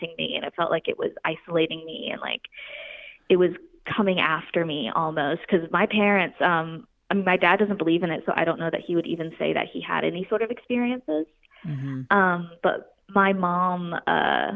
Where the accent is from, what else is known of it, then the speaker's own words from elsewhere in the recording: Pensacola, Florida, United States; I grew up actually in Florida, and I grew up right outside Pensacola, Florida